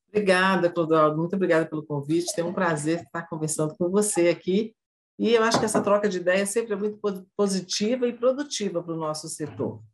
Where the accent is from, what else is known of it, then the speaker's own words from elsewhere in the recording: northern Minas Gerais, Brazil; moved away as an adult; also born or lived in Belo Horizonte; now in northern Paraná, Brazil; eu sou mineira, né? Eu nasci no interior de Minas, sou do norte de Minas, mas como todo interiorano vai para a capital e vai estudar